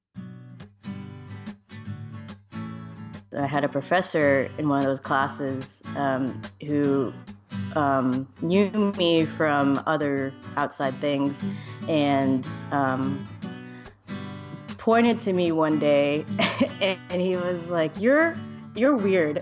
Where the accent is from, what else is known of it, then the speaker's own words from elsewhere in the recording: Georgia, United States; moved away; I'm from Georgia originally